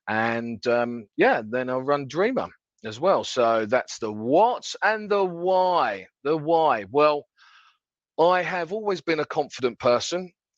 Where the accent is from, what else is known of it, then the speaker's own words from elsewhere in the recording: Paris, Île-de-France, France; born there; That's French because I was born in Paris.